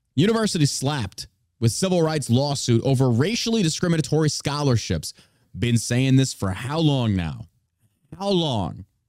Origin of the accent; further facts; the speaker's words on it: Beaumont, Texas, United States; I was raised in Beaumont, near Beaumont, Texas.